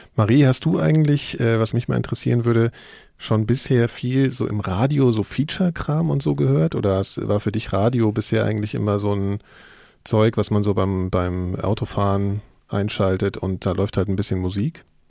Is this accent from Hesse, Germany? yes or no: yes; Frankfurt, Hesse, Germany; in Frankfurt, wo ich herkomme